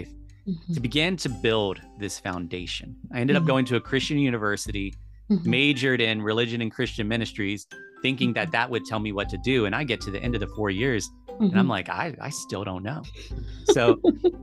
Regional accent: United States; I'm an American because of where I was born and where my citizenship is

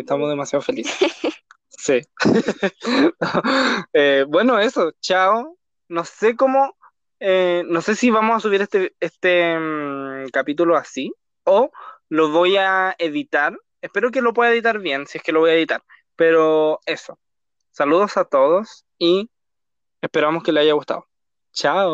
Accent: Chile; somos de Chile

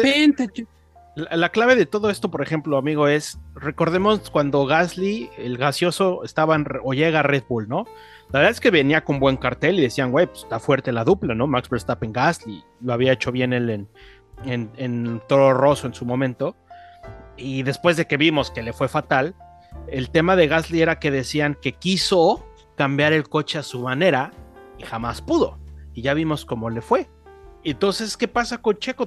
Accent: Mexico

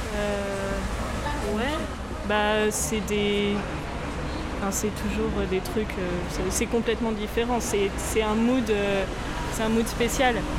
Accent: France; je suis française du côté de mon père, et puis ma mère, elle est néo-zélandaise

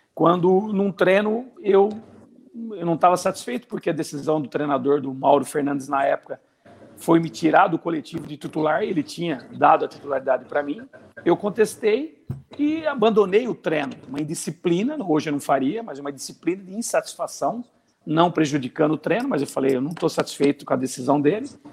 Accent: Dois Córregos, São Paulo, Brazil; moved away as an adult; Eu sou numa cidade aqui pequena, de 30 mil habitantes, né, que chama Dois Córregos, né, onde eu nasci, onde meus pais ainda residem

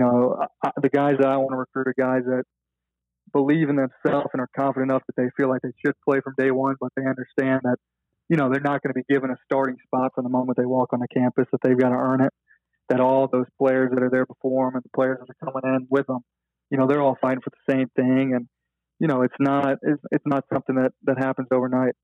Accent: Memphis, Tennessee, United States; growing up in Memphis

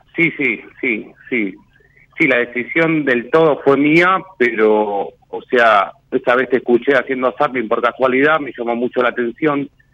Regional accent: Béccar, Buenos Aires Province, Argentina; en el barrio donde, donde nací, en Becar

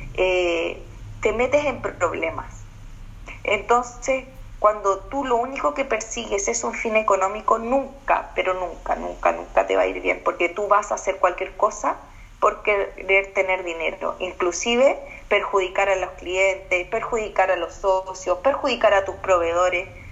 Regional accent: Chile; also born or lived in Australia

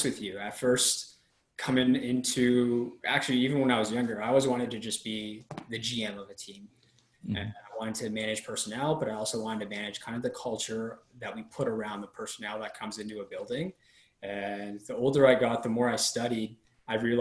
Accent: Toronto, Ontario, Canada; growing up in Toronto, I was a huge hockey fan.

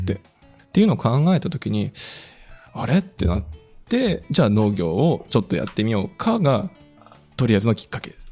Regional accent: Kakegawa, Shizuoka, Japan; moved away as an adult; also born or lived in Numazu / Kochi Prefecture; 僕は静岡県掛川市でこう生まれ育って

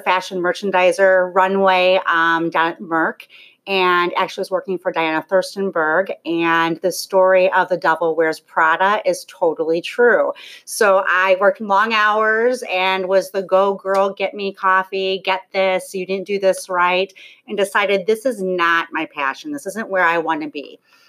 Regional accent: Lincolnshire, Illinois, United States; So I have been born and raised North Shore. So I was raised in Lincolnshire, Illinois, with my husband, who was my neighbor growing up. So we went through Sprague, Half Day, Daniel Wright, and both attended Stevenson High School.

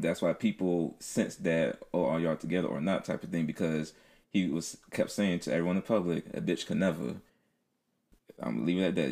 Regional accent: Philadelphia, Pennsylvania, United States; moved away; Philly, my hometown

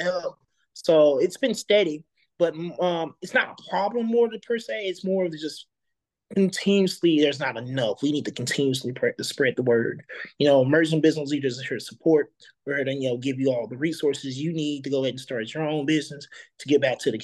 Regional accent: East St. Louis, Illinois, United States; I was born in East St. Louis

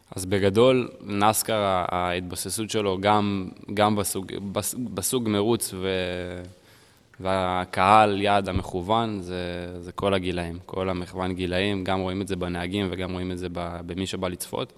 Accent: United States; moved away; also born or lived in Israel; גרתי פעם בארצות הברית, גדלתי בארצות הברית

